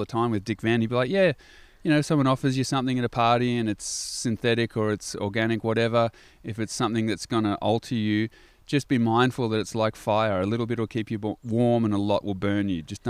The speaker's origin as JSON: {"language": "English", "town": "Gold Coast", "region": "Queensland", "country": "Australia", "tie": "born or raised there", "said": "And so what you're talking about growing up on the Gold Coast in a different kind of culture, pretty straighty 180 sport athleticism culture, I just had a different little crew."}